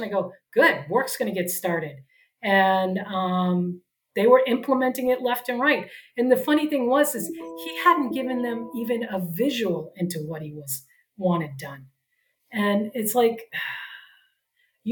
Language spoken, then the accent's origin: English; New England, United States; now in San Diego, United States; I'm from the East Coast too. I'm from New England.